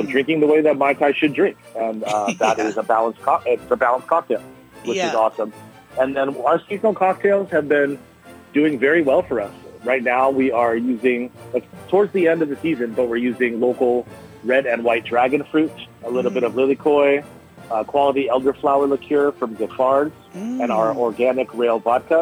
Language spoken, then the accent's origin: English; Southern California, United States; now in Kauai, United States; I grew up in Southern California